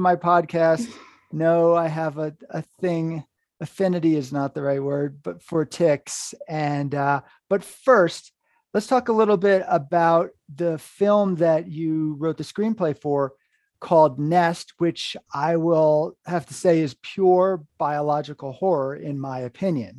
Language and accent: English; Hudson River Valley, New York, United States; moved away as an adult; also born or lived in Vermont; I was in the Hudson River Valley, New York.